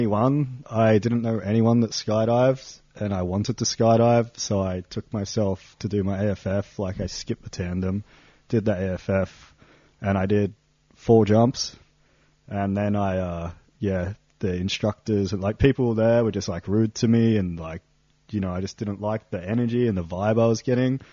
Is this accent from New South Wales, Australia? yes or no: yes; Sydney, New South Wales, Australia; moved away as an adult; also born or lived in Perth; now in Lauterbrunnen, Switzerland; I'm from Sydney, Australia, but around 2012, I sold most of my stuff and I went nomadic